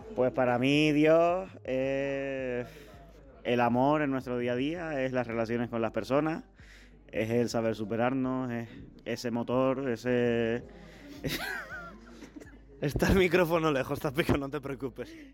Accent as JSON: {"language": "Spanish", "town": "Las Palmas de Gran Canaria", "region": "Canary Islands", "country": "Spain", "moved": "yes", "lives_now": "Seville, Spain", "said": "Vengo de Las Palmas de Gran Canaria, aunque ahora estoy viviendo en Sevilla"}